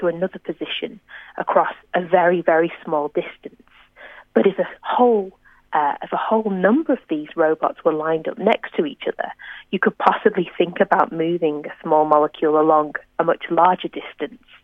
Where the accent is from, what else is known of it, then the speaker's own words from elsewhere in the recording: near Manchester, North West England, United Kingdom; now in Australia; I'm, you know, near my hometown